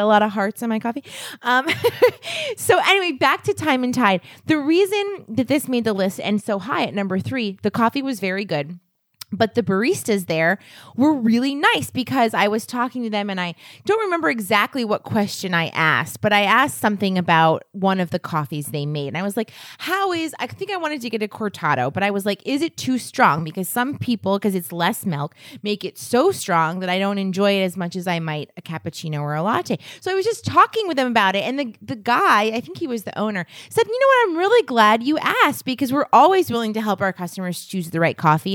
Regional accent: New England, United States; we're from New England

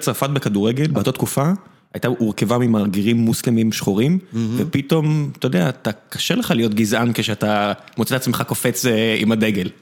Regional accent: Beersheba, Southern District, Israel; אני גדלתי בבאר שבע

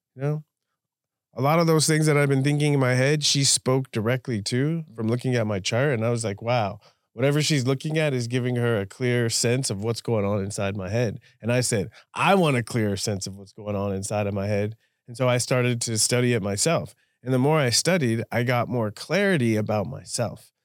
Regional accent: Southern California, United States; I grew up in Southern California as an American

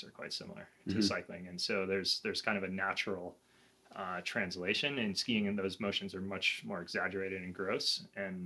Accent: New York City, New York, United States; moved away; also born or lived in the American West; I grew up in New York City

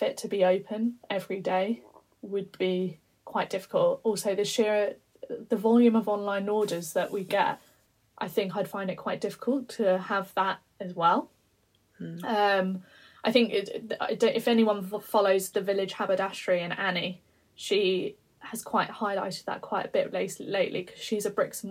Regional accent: London, United Kingdom; I'm a London girl. I was born in London

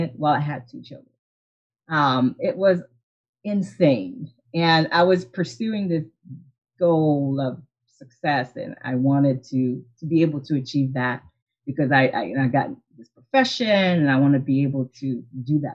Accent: Haiti; moved away; I'm originally from Haiti and my parents didn't really have any type of entrepreneurial experiences

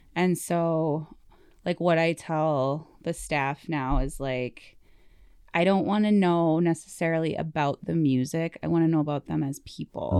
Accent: Sheldon, Wisconsin, United States; moved away; also born or lived in Twin Cities, Minnesota; So we moved to Sheldon when I was, like, eight

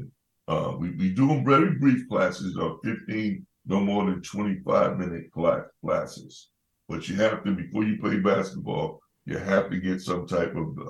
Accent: Boston, Massachusetts, United States; I grew up in Bromley Heath Housing Development and the projects, as they call it, the bricks, you know.

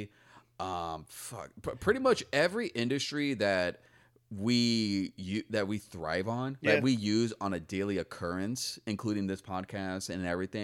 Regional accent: San Diego, California, United States; Dude, I mean, growing up in San Diego, like, I remember lots of field trips to the farms

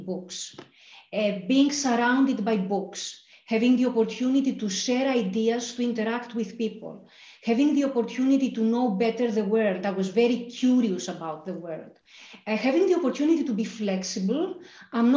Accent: Thessaloniki, Central Macedonia, Greece; moved away as an adult; also born or lived in Athens, Greece / Glasgow, United Kingdom; I grew up in Thessaloniki in Greece. I was born in Athens

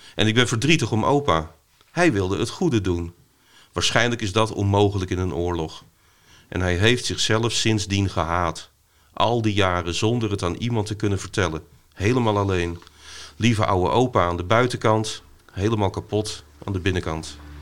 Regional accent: Vlissingen, Zeeland, Netherlands; ik ben opgegroeid in Vlissingen, ook met strand en zee

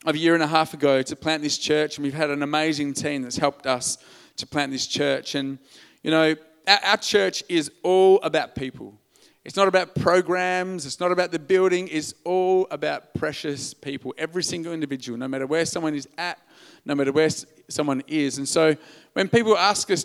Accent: Albany, Western Australia, Australia; also born or lived in Perth; I'm an Australian male

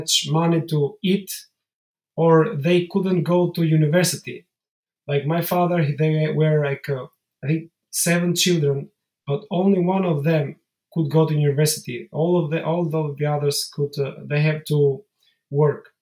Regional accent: Albania; I'm from Albania

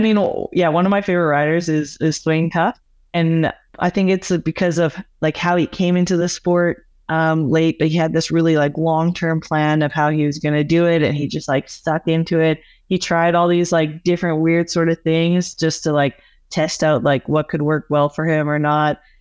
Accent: Alberta, Canada; where I grew up in Alberta, it's just, like, flat, prairie lands

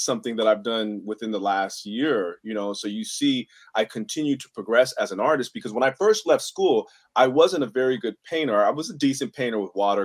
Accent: San Francisco, California, United States; I grew up in the Mission District of San Francisco.

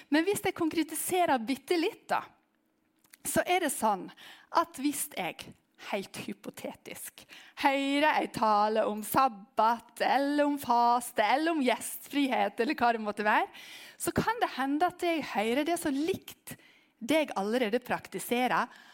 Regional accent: Western Norway, Norway; jeg er vestlending

